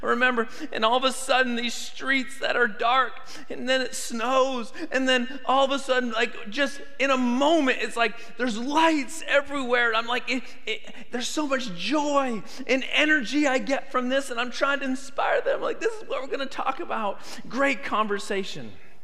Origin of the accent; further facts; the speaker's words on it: Canada; But I grew up in Canada